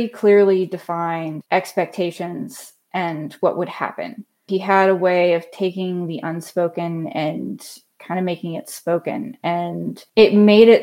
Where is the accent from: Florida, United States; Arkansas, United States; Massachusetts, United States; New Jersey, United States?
Florida, United States; Crystal Beach; moved away as an adult; now in Atlanta, United States; I'm originally from Crystal Beach, Florida. That's around the Tampa Bay area